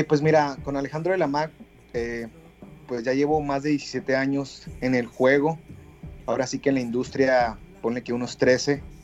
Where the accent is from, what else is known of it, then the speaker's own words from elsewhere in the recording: Mexicali, Baja California, Mexico; director baja californiano, cachanilla